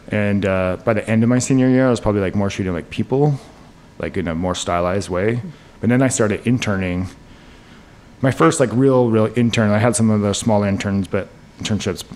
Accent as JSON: {"language": "English", "town": "Salt Lake City", "region": "Utah", "country": "United States", "tie": "born or raised there", "moved": "as an adult", "lives_now": "New York City, United States", "said": "I grew up in Salt Lake City, Utah. Uh, to two New York City um, parents, and we moved out to Utah in like the early '80s because of my dad's job"}